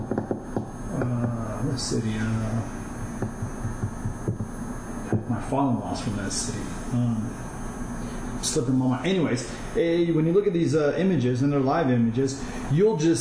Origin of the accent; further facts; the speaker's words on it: Fargo, North Dakota, United States; first language Kurdish; also born or lived in Iranian Kurdistan / Germany; My first childhood memories, like the first thing I really remember of anything, is Fargo, North Dakota